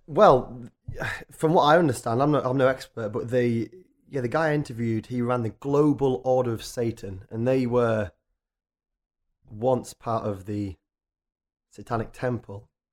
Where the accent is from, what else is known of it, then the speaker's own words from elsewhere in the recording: Richmond, Yorkshire and the Humber, United Kingdom; moved away as an adult; now in London, United Kingdom; I grew up in a town called Richmond, North Yorkshire, which is a tiny, sleepy, lovely little town